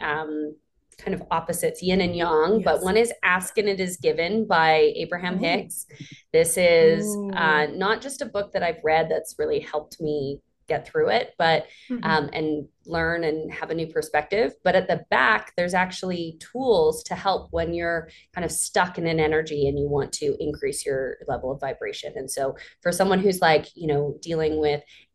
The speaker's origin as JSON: {"language": "English", "area": "Vancouver Island", "region": "British Columbia", "country": "Canada", "said": "I'm from Vancouver Island, a small little town, a mining town there."}